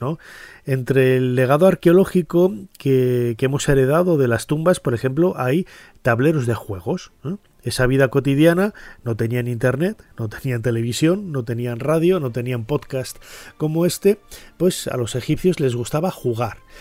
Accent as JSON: {"language": "Spanish", "town": "León", "region": "Castile and León", "country": "Spain", "said": "en Castilla y León, que yo soy de allí, yo nací en León"}